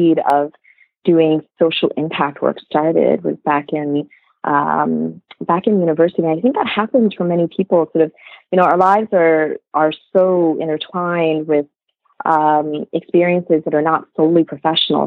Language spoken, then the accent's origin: English; United States; also born or lived in Vietnam; So I came to the U.S. To a small dairy farming village back when I was like 2 years old